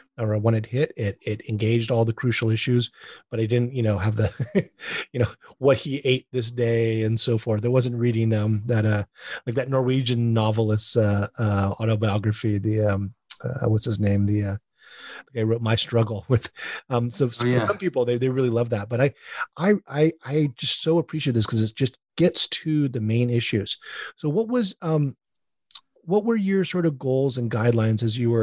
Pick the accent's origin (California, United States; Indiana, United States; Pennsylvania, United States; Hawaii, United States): Hawaii, United States; I'm a Haole from Hawaii, a white person from Hawaii